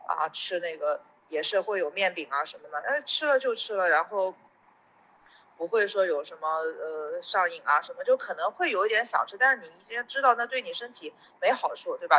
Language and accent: Chinese; Anhui, China; 因为我不是深圳人嘛，我是安徽人